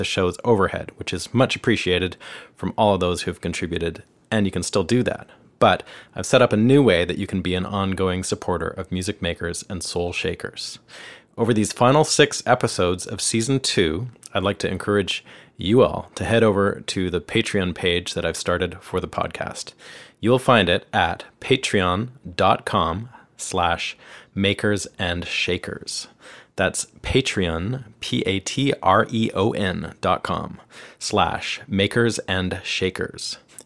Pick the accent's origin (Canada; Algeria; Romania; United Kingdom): Canada; moved away as an adult; now in Nashville, United States; I'm a Canadian guitarist, songwriter, producer, and engineer